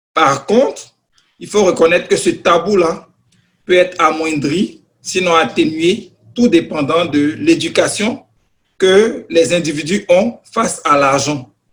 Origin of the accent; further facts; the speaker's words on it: Côte d’Ivoire; moved away as an adult; now in Canada; je suis au Canada depuis pratiquement dix ans. Euh, j'ai reçu une formation dans mon pays d'origine, la Côte d'Ivoire